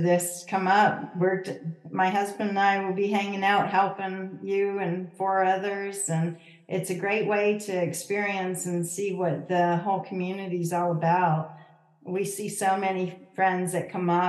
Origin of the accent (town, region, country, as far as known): Canada; born or raised there; moved away